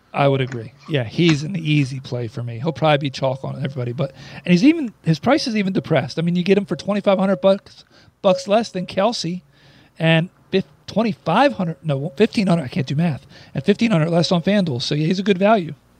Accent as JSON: {"language": "English", "region": "New Jersey", "country": "United States", "tie": "born or raised there", "said": "I'm a Jerseyite. I'm born and raised in South Jersey."}